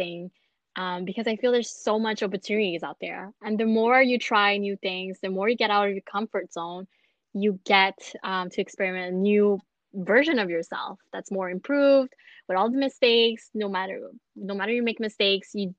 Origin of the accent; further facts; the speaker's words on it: Montreal, Quebec, Canada; I was born and raised in Montreal.